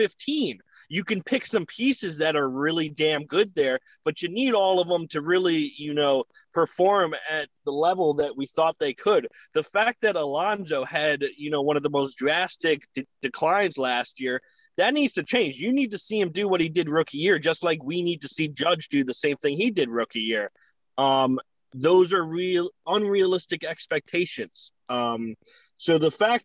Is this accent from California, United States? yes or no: no; New York, United States; as a New Yorker